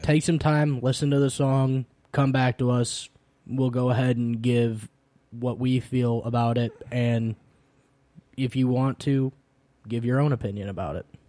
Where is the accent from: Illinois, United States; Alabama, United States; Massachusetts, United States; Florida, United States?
Illinois, United States; growing up in the Midwest, specifically, uh, specifically Illinois